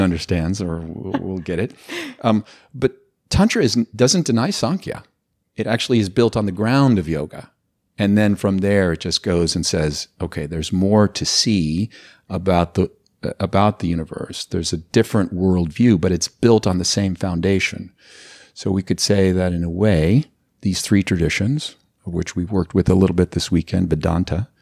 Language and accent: English; Los Angeles, California, United States; I grew up in Los Angeles